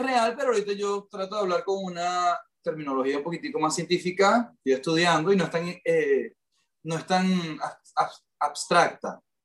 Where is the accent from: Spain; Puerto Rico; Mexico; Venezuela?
Venezuela; moved away as an adult; also born or lived in Miami; now in United States; … y yo somos una pareja latina, venimos los dos criados en Latinoamérica